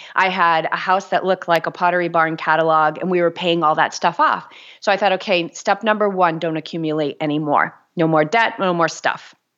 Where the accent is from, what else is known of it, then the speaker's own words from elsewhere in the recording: New England, United States; also born or lived in Boulder, Colorado; now in Newport, United States; I grew up in New England, so I love New Englanders